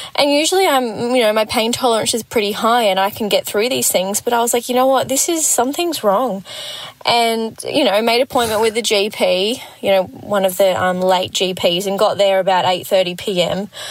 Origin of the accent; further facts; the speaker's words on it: Gold Coast, Queensland, Australia; I'm from the Gold Coast